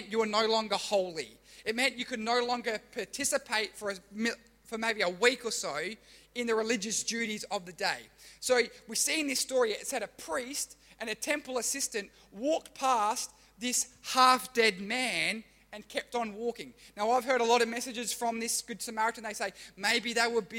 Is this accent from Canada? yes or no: no; Australia; I'm Australian, but my ancestry or my heritage is Italian and German